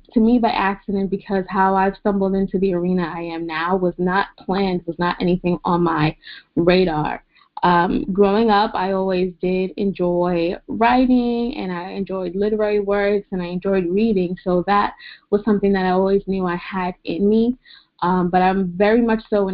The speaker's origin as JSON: {"language": "English", "town": "New York City", "region": "New York", "country": "United States", "moved": "yes", "said": "I am originally from Queens, New York."}